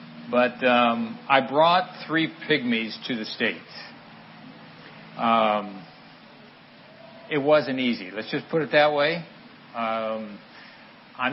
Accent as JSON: {"language": "English", "country": "Central African Republic", "tie": "born or raised there", "moved": "as an adult", "said": "And I grew up in the Central African Republic. I went over there when I was 3 years old, before independence of the Central African Republic."}